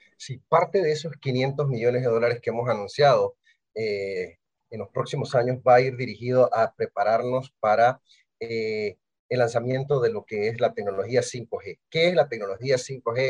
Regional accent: Bugaba, Chiriquí, Panama; yo soy de Chiriquí, eh, de Bugaba

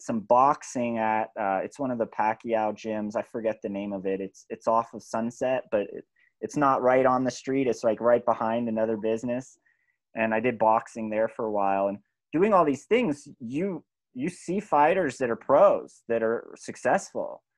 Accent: California, United States; I grew up in California

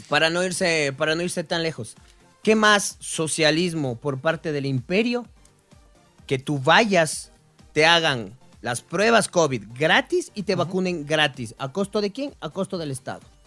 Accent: Ecuador; Somos ecuatorianos

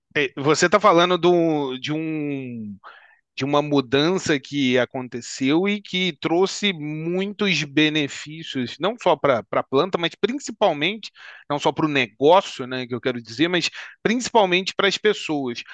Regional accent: Petrópolis, Rio de Janeiro, Brazil; Nós somos aqui também de Petrópolis

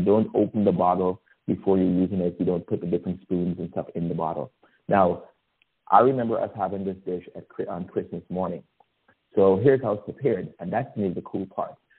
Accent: Guyana; now in United States; I was born in Guyana, South America, and um, spent the formative years of my life there before moving to the United States.

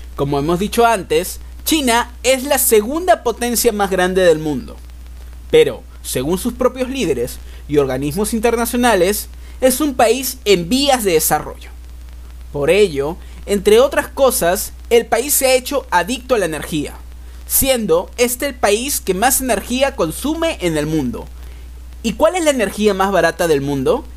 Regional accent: Lima, Peru; nuestra querida Lima

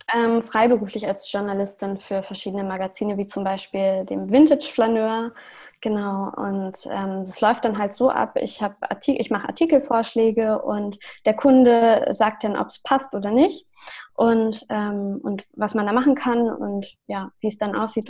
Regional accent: Lüneburg, Lower Saxony, Germany; also born or lived in Hamburg; ich komme ja aus Lüneburg und ich wohne derzeit auch wieder in Lüneburg

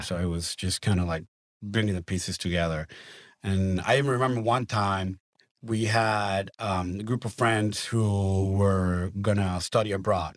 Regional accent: Maracaibo, Zulia, Venezuela; English is a second language; moved away as an adult; also born or lived in Kansas City, Missouri / Argentina / Colombia; now in Tulsa, United States; I grew up in Maracaibo, Venezuela

